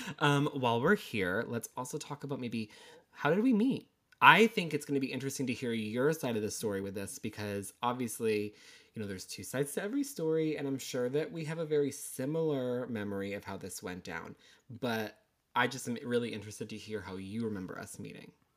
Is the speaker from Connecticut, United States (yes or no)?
yes; Connecticut, United States; now in Massachusetts, United States; I am from Connecticut, but currently reside in Massachusetts